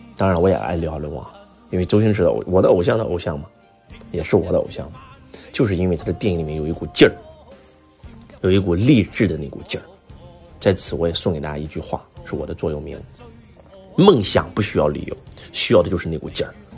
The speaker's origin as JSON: {"language": "Chinese", "country": "China", "said": "我们中国人"}